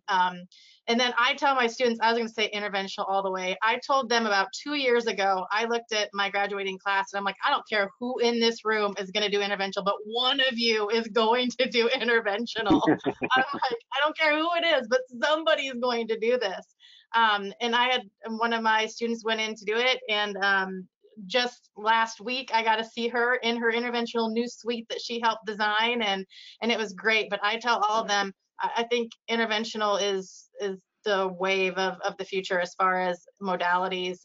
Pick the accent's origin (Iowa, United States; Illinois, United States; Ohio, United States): Iowa, United States; I'm from Iowa, I'm um, born and raised here